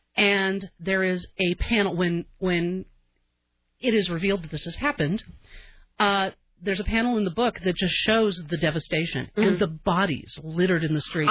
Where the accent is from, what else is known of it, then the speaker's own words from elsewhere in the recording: Southern California, United States; moved away; I grew up in Southern California, and um, I moved here because of the weather